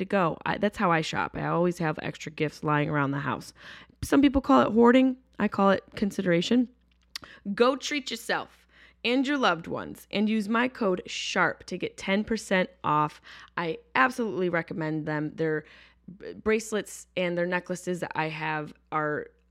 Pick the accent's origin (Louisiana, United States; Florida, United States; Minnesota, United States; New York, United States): New York, United States; upstate; moved away; I'm not from New York City, but I'm from upstate New York